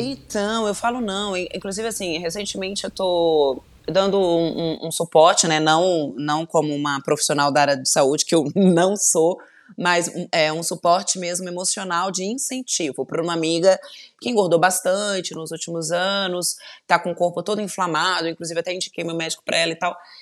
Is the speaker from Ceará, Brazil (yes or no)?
no; Volta Redonda, Rio de Janeiro, Brazil; accent: light carioca; eu sou de Volta Redonda, eu sou fluminense, interior do Rio